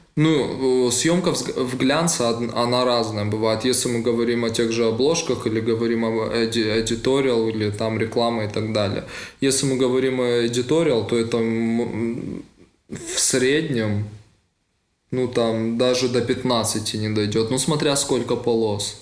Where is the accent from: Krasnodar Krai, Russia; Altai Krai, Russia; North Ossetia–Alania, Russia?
North Ossetia–Alania, Russia; Vladikavkaz; moved away as an adult; now in Moscow, Russia; он мой э, так, земляк, мы из Владикавказа